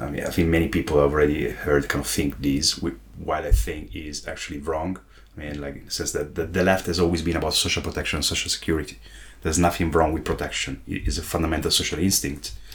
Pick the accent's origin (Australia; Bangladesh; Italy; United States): Italy; my home country, Italy